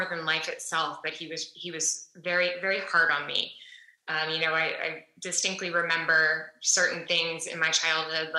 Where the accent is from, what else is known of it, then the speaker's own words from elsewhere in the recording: Dallas, Texas, United States; moved away as an adult; also born or lived in New York City; now in Austin, United States; I am originally from Dallas, Texas, and I now live in Austin, Texas, after spending a lot of years of my adult life in New York City.